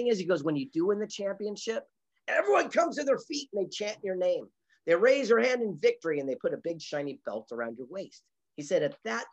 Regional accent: San Diego, California, United States; I grew up here in the mean streets of San Diego, California, on the beach in Del Mar

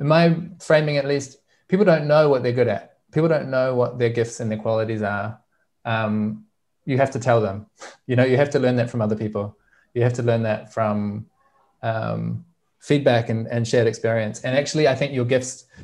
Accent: New Zealand; I grew up in Aotearoa, New Zealand

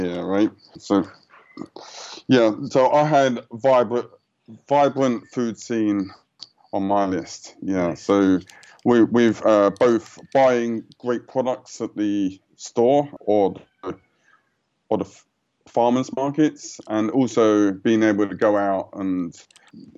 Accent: United Kingdom; moved away as an adult; I grew up just outside of London, and it was grey, you know, 9 months of the year.

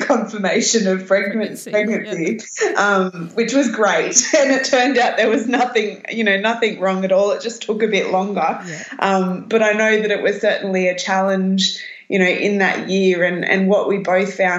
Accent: Berry, New South Wales, Australia; also born or lived in Newcastle, New South Wales; now in Southern Highlands, Australia; I grew up in Berry.

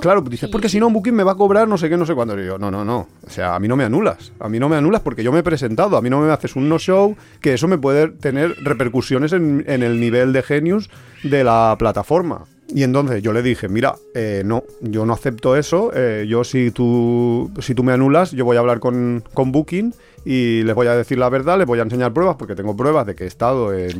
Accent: Alicante, Valencian Community, Spain; nosotros somos de Alicante

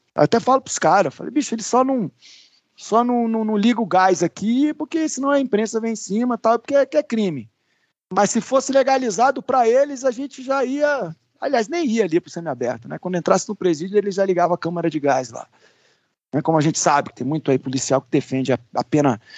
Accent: Brasília, Federal District, Brazil; also born or lived in Rio Grande do Sul; Eu brinco que eu sou gaúcho de Brasília, né? Que eu nasci no sul, vim para cá com um ano

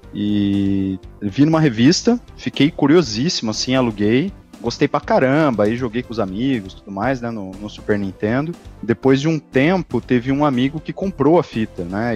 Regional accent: interior of São Paulo, Brazil; Eu sou do interior de São Paulo

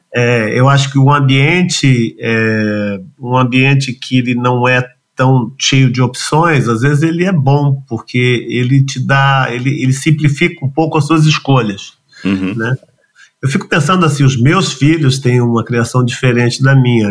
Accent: São Paulo, Brazil; Eu nasci em São Paulo, bem no centro da cidade, acho que nasci alguns quilômetros da Sé, eu, embora não tenha sotaque, eu sou a pessoa mais paulistana que eu conheço

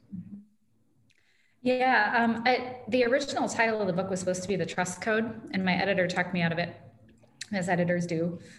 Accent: Ames, Iowa, United States; also born or lived in West Des Moines, Iowa; I'm a lifelong Iowan and I grew up in Ames

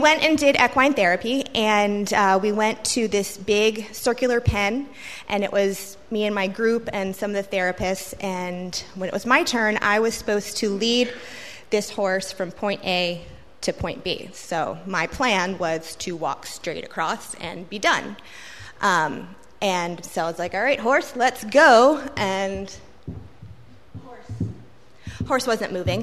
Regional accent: Richmond, Virginia, United States; now in Norfolk, United States; I grew up in Richmond.

